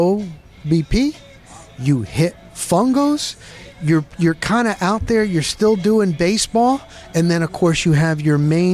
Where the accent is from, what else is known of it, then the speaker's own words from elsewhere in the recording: Dover, New Jersey, United States; I grew up in Dover, New Jersey